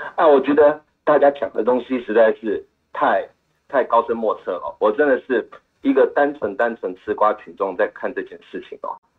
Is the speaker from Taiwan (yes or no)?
yes; Taiwan; 我一个台湾人